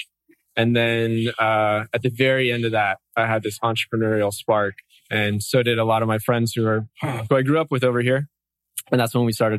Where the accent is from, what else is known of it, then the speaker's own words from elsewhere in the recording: Oahu, Hawaii, United States; also born or lived in Santa Cruz, California; So I grew up here on Oahu, grew up surfing majority of my life